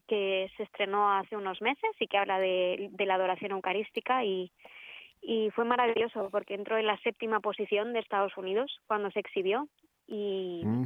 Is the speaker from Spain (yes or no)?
yes; Bilbao, Basque Country, Spain; Soy, soy del norte de España, de Bilbao. Nací en Bilbao.